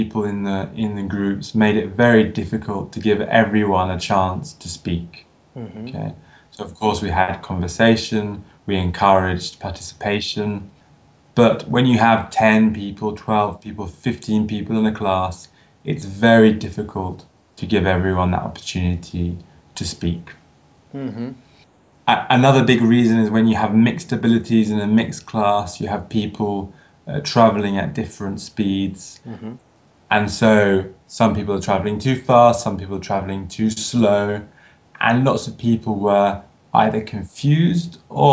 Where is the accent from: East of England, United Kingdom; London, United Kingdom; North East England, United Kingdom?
London, United Kingdom; moved away as an adult; also born or lived in Edinburgh, Scotland / Italy; I'm originally from London in the UK, although I chose to study in Scotland, in Edinburgh.